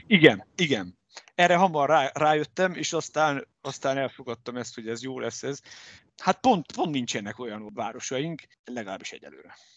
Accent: Debrecen, Hajdú-Bihar, Hungary; also born or lived in Budapest; én meg itt születtem, itt nőttem föl, és itt érettségiztem

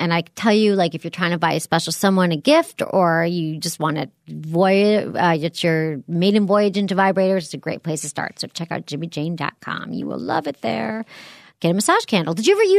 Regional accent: Michigan, United States; now in San Francisco, United States; Oh, I'm so wacky. I'm barely from Michigan anymore.

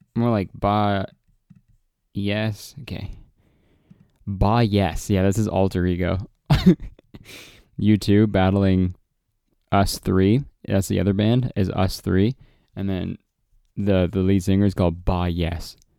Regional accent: Canada

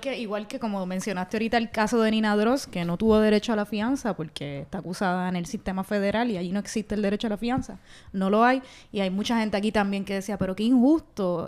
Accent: Bayamón, Puerto Rico; soy de Bayamón

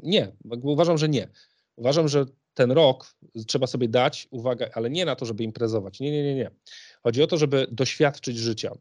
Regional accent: Poznań, Greater Poland, Poland; Jestem w, z Poznania, w Poznaniu się uczyłem

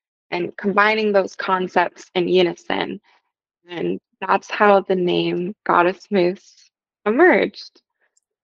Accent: Connecticut, United States; now in Portland, United States; I grew up in Connecticut in a small rural town

